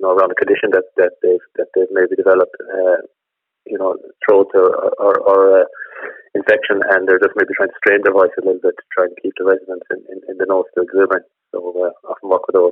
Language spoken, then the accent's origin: English; Killarney, Munster, Ireland; also born or lived in Doolin / County Clare; now in Ennis, Ireland; I grew up in Killarney, and originally trained as a research scientist.